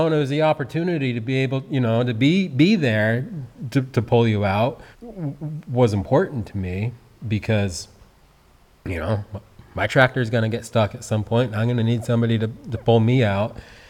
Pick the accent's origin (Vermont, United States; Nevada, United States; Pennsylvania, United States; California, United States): Vermont, United States; Peacham; So I grew up here in Peacham.